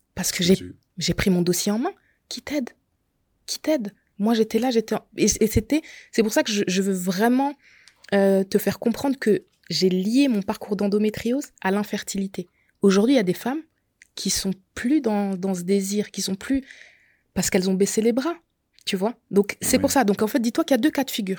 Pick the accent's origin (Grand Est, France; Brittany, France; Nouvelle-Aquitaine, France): Grand Est, France; Alsace; je suis alsacienne, donc j'ai tout fait en Alsace